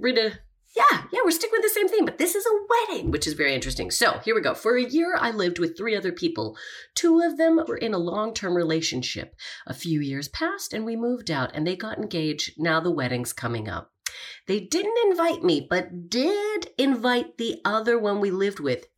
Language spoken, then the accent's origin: English; Calgary, Alberta, Canada; moved away; I'm from Calgary